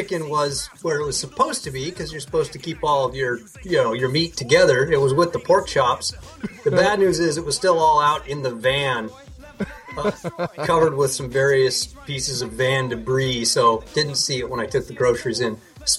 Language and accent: English; United States; I'm an American